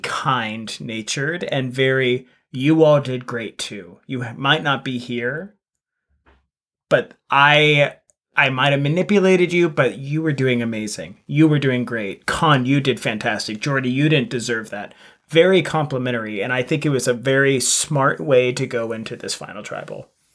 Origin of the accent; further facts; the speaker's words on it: United States; as an American